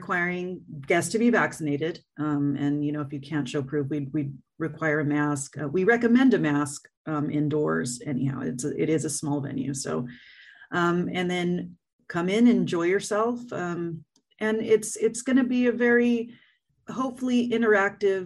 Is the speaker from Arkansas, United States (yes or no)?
no; Fresno, California, United States; also born or lived in Los Angeles; I grew up in Fresno, and then I moved to LA for a good chunk of time. And then I moved back about 5-6 years ago.